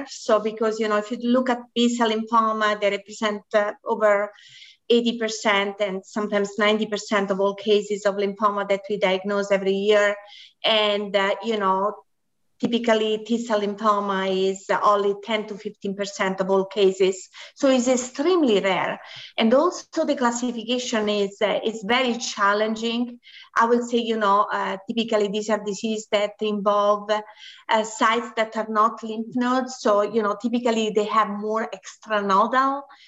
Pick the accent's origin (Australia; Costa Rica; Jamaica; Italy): Italy; moved away as an adult; also born or lived in Houston, United States; now in Chicago, United States; I'm originally from Italy. So I did my medical school in Italy